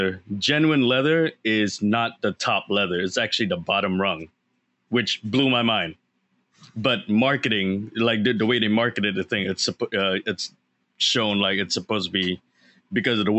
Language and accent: English; Singapore; I grew up in Singapore.